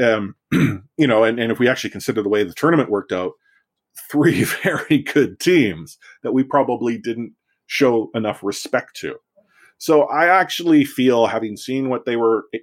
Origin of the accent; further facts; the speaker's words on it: Vancouver, British Columbia, Canada; I'm a Vancouver born and bred sports fan.